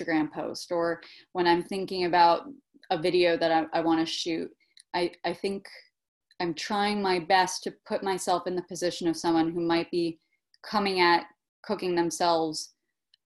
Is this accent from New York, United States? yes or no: yes; New York City, New York, United States; also born or lived in Switzerland; I'm born and bred in Brooklyn and grateful for it